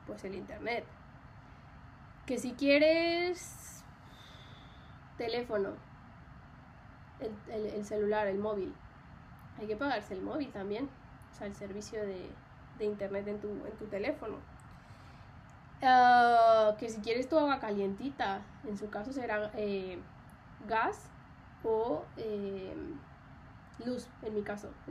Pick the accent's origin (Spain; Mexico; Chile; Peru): Mexico; mi acento se modificó. O sea, yo nunca, creo que yo nunca había tenido como un acento muy marcado en México